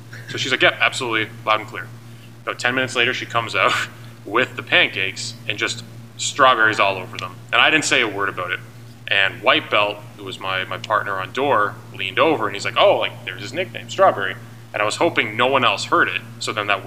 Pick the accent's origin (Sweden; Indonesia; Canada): Canada; Hamilton, Ontario; moved away as an adult; now in Waterloo, Canada; initially I'm from Hamilton